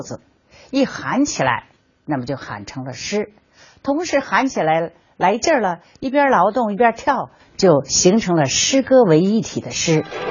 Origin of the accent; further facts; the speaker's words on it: China; 我们中国人